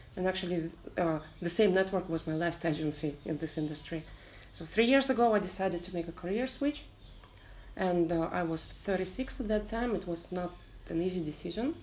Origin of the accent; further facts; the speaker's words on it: Kazakhstan; moved away as an adult; also born or lived in Vietnam; now in Ho Chi Minh City, Vietnam; I'm from Kazakhstan. I'm uh, a long term expat in Vietnam. It's been almost six years.